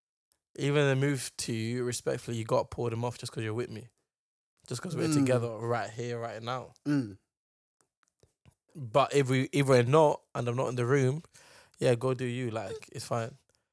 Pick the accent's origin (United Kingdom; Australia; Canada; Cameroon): United Kingdom; I'm British as well.